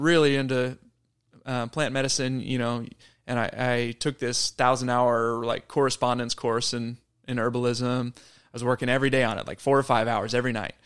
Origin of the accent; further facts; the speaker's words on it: Wimberley, Texas, United States; my hometown of Wimberley, Texas